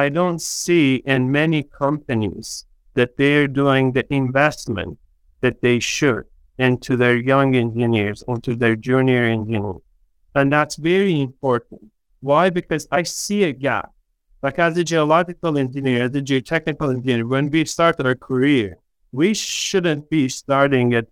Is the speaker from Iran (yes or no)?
yes; Iran; moved away as an adult; now in Canada; originally, I'm from Iran. I was born in Iran. Back home, when you're growing up as a kid